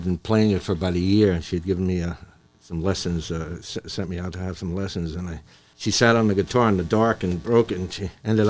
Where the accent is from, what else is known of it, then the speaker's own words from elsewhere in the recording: Flanders, New York, United States; I'm from Flanders, New York